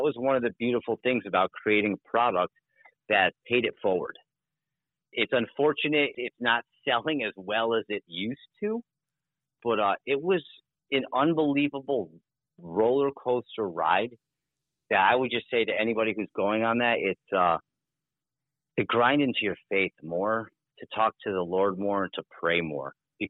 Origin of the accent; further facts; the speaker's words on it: United States; especially as Americans, especially as American men